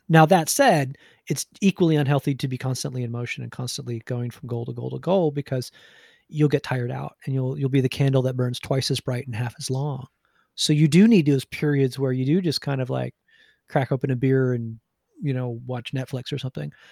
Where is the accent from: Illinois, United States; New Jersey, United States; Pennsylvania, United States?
New Jersey, United States; I'm from Jersey